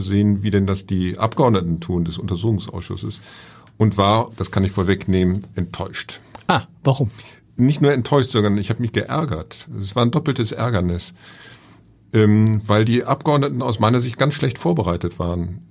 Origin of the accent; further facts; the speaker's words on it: Hamburg, Germany; ich bin Hamburger